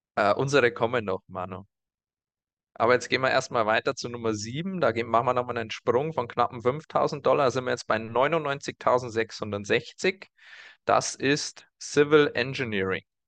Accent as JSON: {"language": "German", "area": "around Burghausen", "region": "Bavaria", "country": "Germany", "said": "aus der Region, aus der wir kommen, so muss ich sagen ähm, um Burghausen rum"}